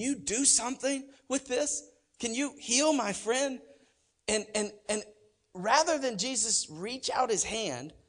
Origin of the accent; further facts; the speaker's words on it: Oklahoma, United States; I'm from Oklahoma